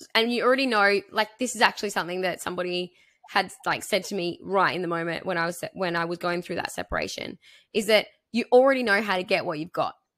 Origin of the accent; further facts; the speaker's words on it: three hours from Hobart, Tasmania, Australia; moved away as an adult; I moved to Hobart. I moved, uh, which is like three hours from my hometown